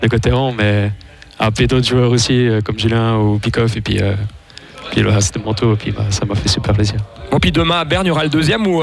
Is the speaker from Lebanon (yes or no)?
yes; Beirut, Beirut Governorate, Lebanon; je suis de Beyrouth